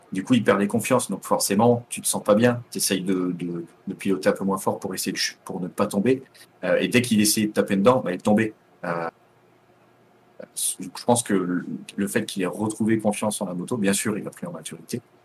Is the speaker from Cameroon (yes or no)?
no; France; on est français